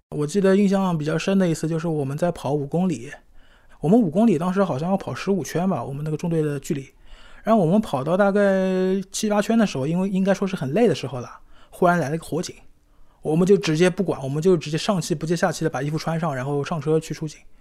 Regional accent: Shanghai, China; 今年三十二岁，我是在上海出生长大的

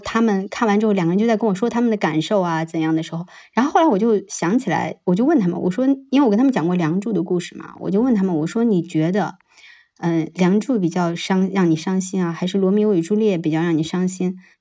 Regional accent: China; moved away as an adult; 我们这种出生在中国的人

